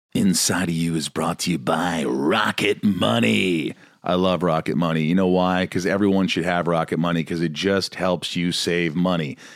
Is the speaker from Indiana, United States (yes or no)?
yes; Indiana, United States; I grew up in Indiana and I was fine